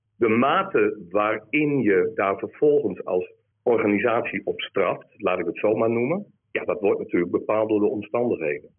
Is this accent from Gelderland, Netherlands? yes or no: no; Groningen, Netherlands; ik kom hier uit Noorden, uit, uit Groningen